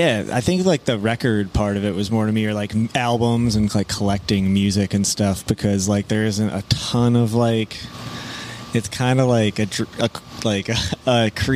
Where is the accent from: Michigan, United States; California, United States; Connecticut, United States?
Michigan, United States; Grand Rapids; now in Detroit, United States; I was born in Grand Rapids, Michigan.